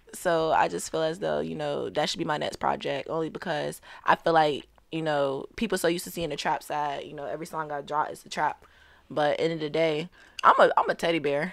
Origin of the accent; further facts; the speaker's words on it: Portsmouth, Virginia, United States; also born or lived in St. Louis, Missouri; I was raised, um, basically my whole life in Virginia